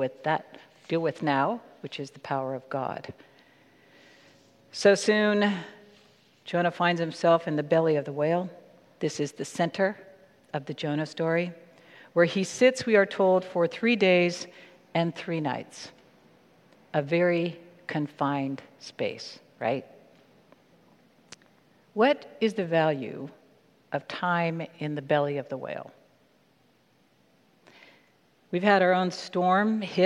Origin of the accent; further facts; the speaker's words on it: California, United States; also born or lived in Maryland; when I was 8 years old and we moved across the country from Maryland to California